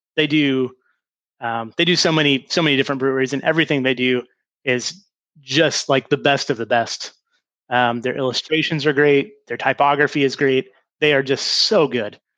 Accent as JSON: {"language": "English", "region": "North Carolina", "country": "United States", "said": "we're from North Carolina down here"}